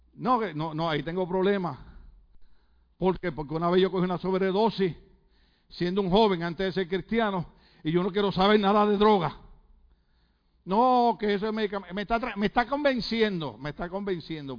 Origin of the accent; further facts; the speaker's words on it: Puerto Rico; yo como soy puertorriqueño